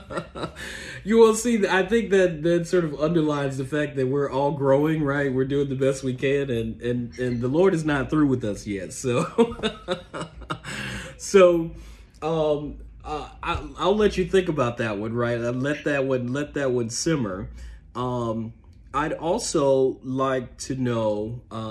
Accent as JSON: {"language": "English", "town": "Memphis", "region": "Tennessee", "country": "United States", "moved": "yes", "lives_now": "Washington, D.C., United States", "said": "I'm from Memphis"}